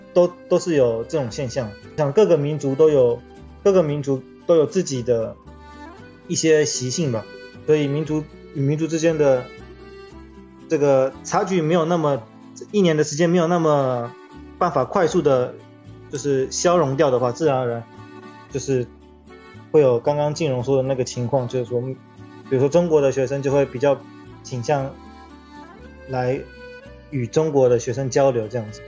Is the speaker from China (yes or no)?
no; Taiwan; 我是来自台湾